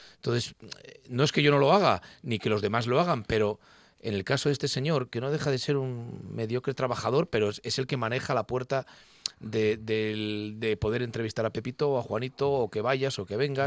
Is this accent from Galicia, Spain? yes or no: no; León, Castile and León, Spain; now in Gijón, Spain; soy leonés gijonés. De parte de madre, eh, toda mi familia eh, asturiana, pero de parte de padre leonés. Entonces llevo, nací en León